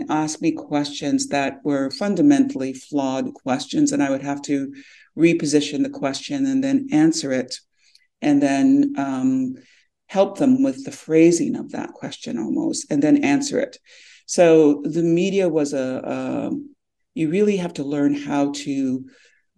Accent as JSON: {"language": "English", "town": "Temagami", "region": "Ontario", "country": "Canada", "moved": "yes", "lives_now": "Toronto, Canada", "said": "I'm from the Mi'kmaq Anishinaabe, which is the people of the deep water in Temagami, Northern Ontario, but I'm based in Toronto."}